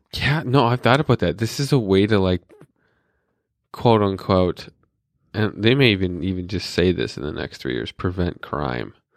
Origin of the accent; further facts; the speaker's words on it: North Dakota, United States; I was born in North Dakota with missiles pointed at where a surge was